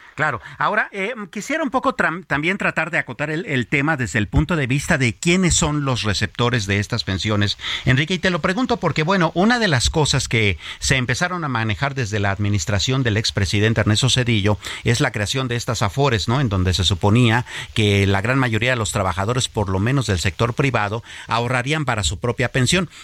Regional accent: Mexico; nos preocupa y realmente nos inquieta a los mexicanos

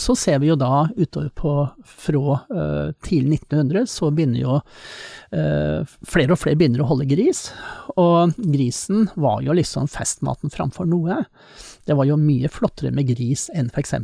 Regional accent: Eastern Norway, Norway; meg som østlending

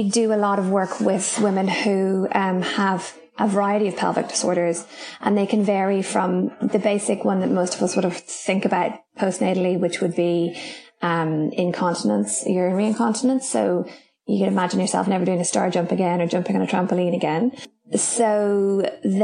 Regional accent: Ireland; moved away as an adult; now in Raglan, New Zealand; I am Irish, in case you can't tell by my accent. But I moved to New Zealand about 10 years ago

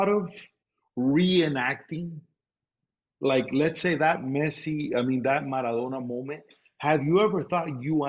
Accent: Miami, Florida, United States; we were raised in Miami

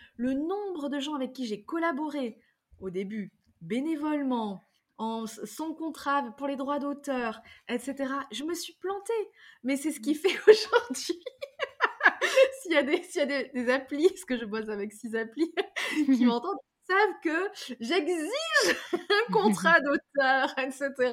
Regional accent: Drôme provençale, Auvergne-Rhône-Alpes, France; grandi dans la Drôme provençale, dans un vieux corps de ferme

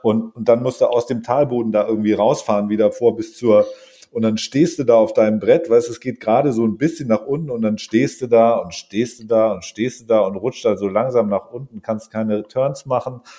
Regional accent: Allgäu, Bavaria, Germany; in meiner Heimat da im Allgäu

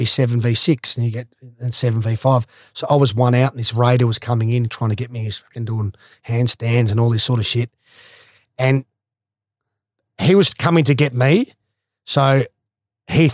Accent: Australia; being the Australian captain

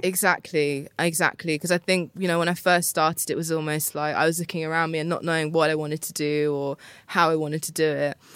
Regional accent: Luton, East of England, United Kingdom; also born or lived in Harpenden / London; I grew up in Luton. I went to school in Harpenden

